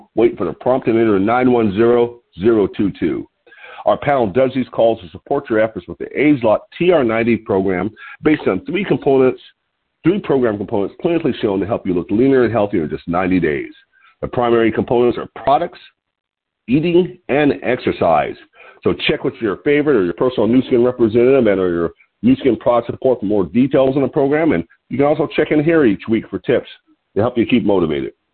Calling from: Lompoc, California, United States; I'm calling from Lompoc, California, which is 54 miles north of Santa Barbara on California's beautiful central coast.

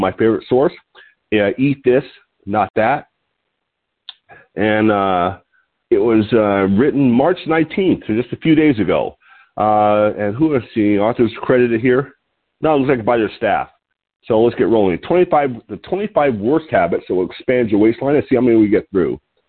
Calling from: Lompoc, California, United States

